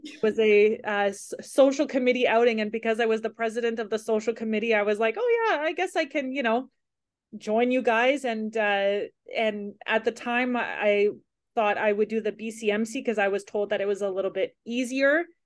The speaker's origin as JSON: {"language": "English", "region": "Ontario", "country": "Canada", "tie": "born or raised there", "moved": "yes", "said": "I grew up in Ontario"}